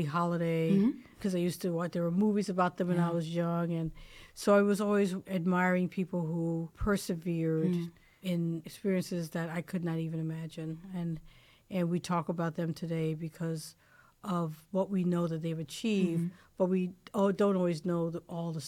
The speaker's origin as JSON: {"language": "English", "town": "New York City", "region": "New York", "country": "United States", "tie": "born or raised there", "moved": "as an adult", "lives_now": "Washington, D.C., United States", "said": "when I was growing up in the Bronx"}